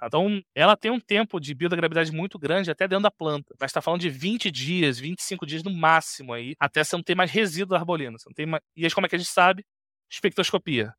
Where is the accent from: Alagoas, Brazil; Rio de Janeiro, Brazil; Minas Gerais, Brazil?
Rio de Janeiro, Brazil; Eu sou natural do Rio